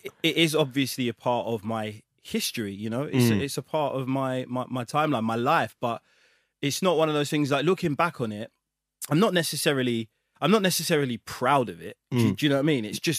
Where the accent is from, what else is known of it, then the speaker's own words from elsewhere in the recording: London, United Kingdom; I grew up in the ends. I grew up in Hackney. I still live there now.